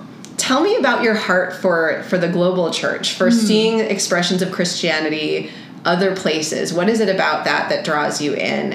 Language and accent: English; United States; I grew up in America and I live in California